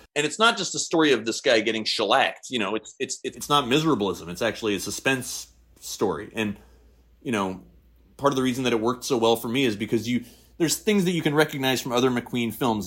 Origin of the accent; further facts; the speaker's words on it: Seattle, Washington, United States; I'm from Seattle